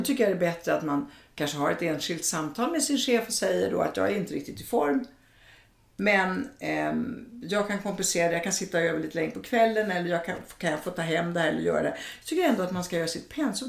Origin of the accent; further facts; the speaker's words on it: Italy; moved away; jag är från Italien